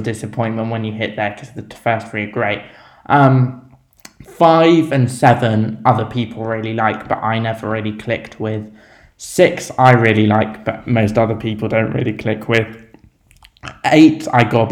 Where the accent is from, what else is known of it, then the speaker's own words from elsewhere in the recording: United Kingdom; also born or lived in Dorset; we're British